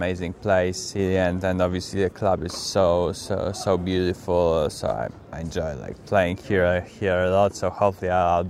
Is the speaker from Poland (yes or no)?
yes; Poland; English is a second language; I'm from Poland, and most of the courts are clay court there.